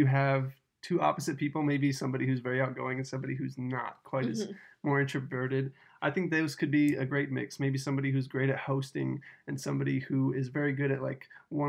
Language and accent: English; Dallas, Texas, United States; moved away; I'm from Dallas, Texas.